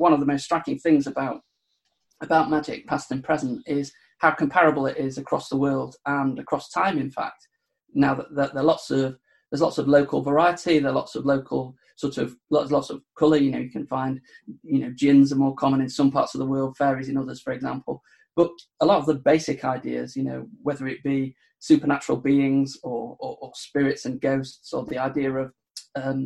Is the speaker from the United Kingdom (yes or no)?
yes; Sheffield, Yorkshire and the Humber, United Kingdom; I'm from the north of England. I'm from Sheffield in sort of South Yorkshire, on the border between Derbyshire and South Yorkshire.